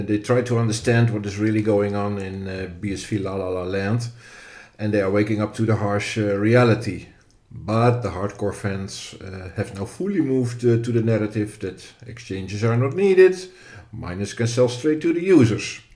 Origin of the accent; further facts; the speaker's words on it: Netherlands; from the Netherlands, which is my home country